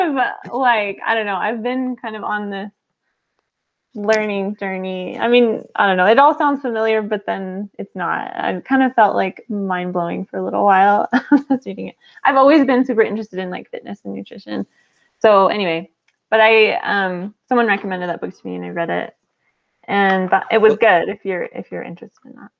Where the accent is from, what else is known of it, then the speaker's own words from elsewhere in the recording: New Mexico, United States; moved away as an adult; also born or lived in Houston / Utah; I'm from New Mexico